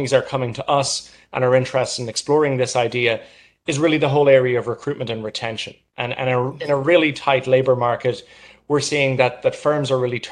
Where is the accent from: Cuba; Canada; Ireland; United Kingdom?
Ireland; moved away as an adult; now in New York, United States; I'm from Ireland. I moved to New York in September of last year